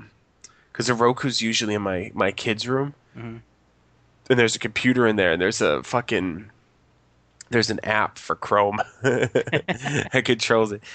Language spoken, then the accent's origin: English; United States; I'm American